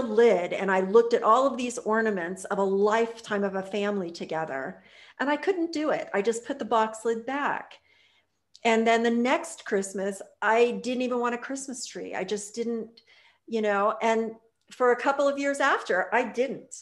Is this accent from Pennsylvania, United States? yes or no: yes; Pittsburgh, Pennsylvania, United States; moved away; I grew up in outside of Pittsburgh, Pennsylvania, when I was a kid